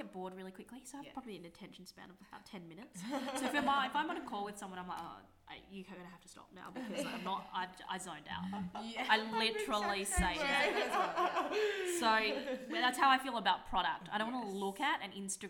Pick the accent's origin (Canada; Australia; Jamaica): Australia; Adelaide, South Australia; I'm from Adelaide.